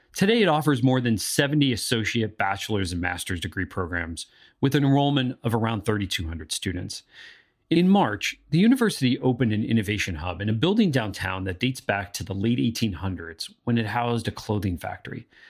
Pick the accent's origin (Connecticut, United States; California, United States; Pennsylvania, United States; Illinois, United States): Pennsylvania, United States; northeastern; moved away; my hometown in northeastern Pennsylvania